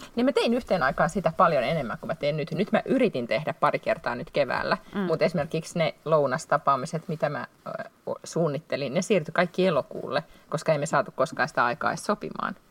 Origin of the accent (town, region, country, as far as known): Finland; now in Sweden